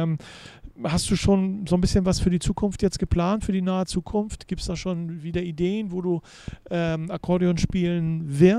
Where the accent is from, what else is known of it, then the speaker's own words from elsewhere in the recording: Serbia; moved away; Also das ist bei uns in Serbien ein bisschen anders